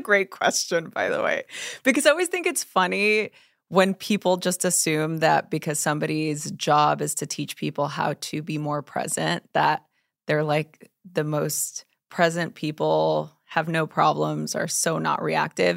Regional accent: Los Angeles, California, United States; I grew up in East L

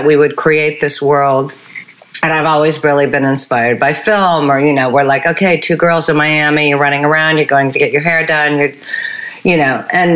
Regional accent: Switzerland; I grew up in Switzerland.

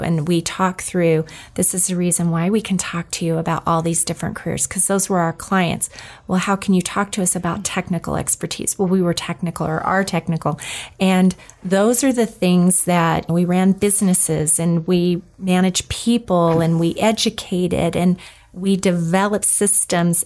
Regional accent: New Mexico, United States; I grew up in New Mexico

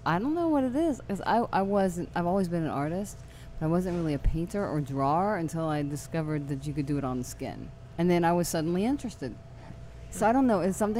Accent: Atlanta, Georgia, United States; moved away; also born or lived in New Orleans; I am from Atlanta originally.

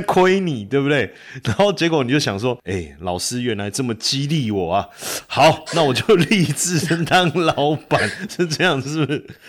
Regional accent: Taipei, Taiwan; 我是道道地地台北人，从小在台北长大出生到现在几十年了

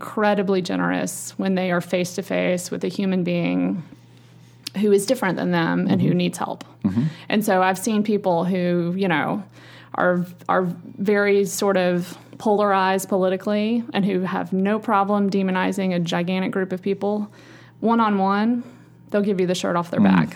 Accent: Roane County, East Tennessee, United States; also born or lived in Coral Gables, Florida; now in Nashville, United States; I grew up in sort of small town, rural Tennessee in the Roane County area on a big farm, but I was educated at a sort of a private wealthy school in Knoxville

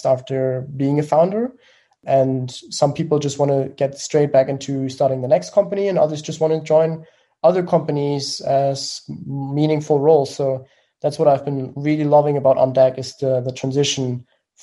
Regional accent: Germany; accent: German; English is a second language; I'm from Germany, as you may have heard from the accent.

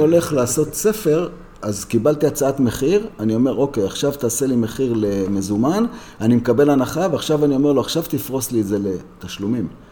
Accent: Jerusalem, Jerusalem District, Israel; אני גדלתי בירושלים, בשוק מחנה יהודה, והסתובבתי מלא בעיר העתיקה

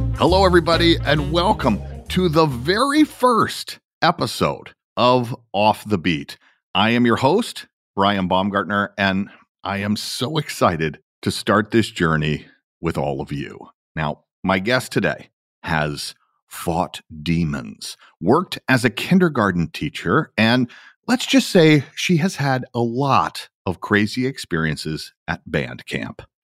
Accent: Atlanta, Georgia, United States; That is where I am from

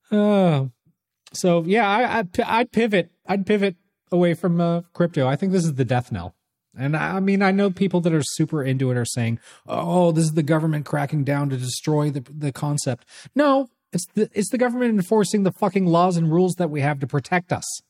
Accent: California, United States; now in Toronto, Canada; I grew up in California

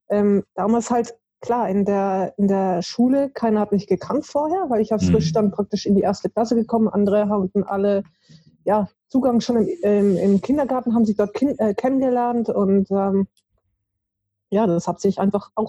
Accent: Stuttgart, Baden-Württemberg, Germany; born there; aufgewachsen oder beziehungsweise habe ich nicht viel mitbekommen, äh, ist es in, war ich also in Stuttgart geboren.

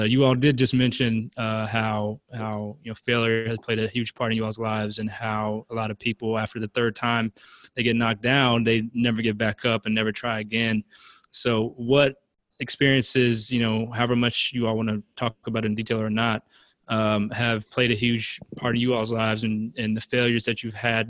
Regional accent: Charlotte, North Carolina, United States; Charlotte, North Carolina.

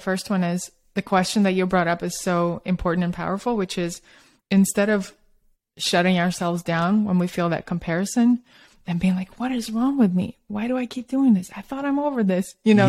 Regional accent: Russia; also born or lived in Australia / New York / San Francisco; because I grew up in Soviet Russia and Australia, and then I moved to New York and San Francisco. I'm kind of a little bit from all over, but I did have a very Soviet upbringing

